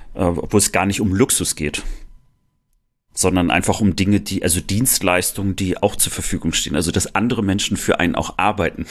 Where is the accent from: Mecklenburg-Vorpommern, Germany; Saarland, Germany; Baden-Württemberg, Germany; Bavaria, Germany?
Mecklenburg-Vorpommern, Germany; Rostock; Ich als Rostocker natürlich Seemann